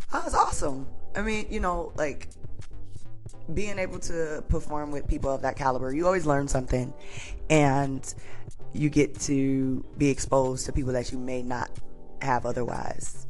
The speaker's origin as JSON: {"language": "English", "town": "Detroit", "region": "Michigan", "country": "United States", "said": "I'm from Detroit"}